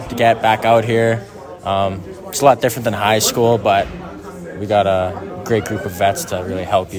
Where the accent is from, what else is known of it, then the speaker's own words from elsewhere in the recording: Regina, Saskatchewan, Canada; Well, I'm from Regina. I want to stay home.